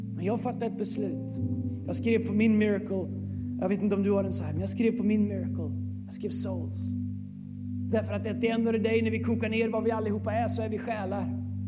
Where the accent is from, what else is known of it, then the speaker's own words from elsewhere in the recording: Sweden; oss svenskar